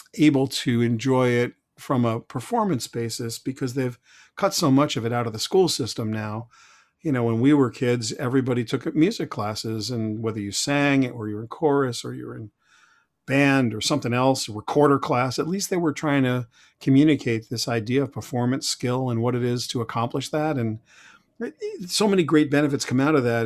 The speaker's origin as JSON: {"language": "English", "town": "Huntington", "region": "New York", "country": "United States", "tie": "born or raised there", "also_born_or_lived": "Brooklyn, New York", "said": "I grew up in Huntington, Long Island, uh, kind of a blue collar neighborhood"}